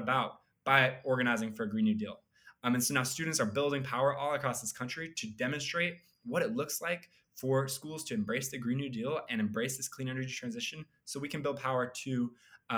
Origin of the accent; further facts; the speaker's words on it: Idaho, United States; moved away as an adult; now in Chapel Hill, United States; I grew up in Idaho